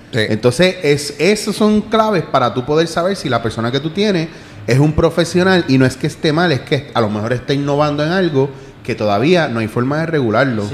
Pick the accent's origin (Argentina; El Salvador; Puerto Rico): Puerto Rico; como puertorriqueño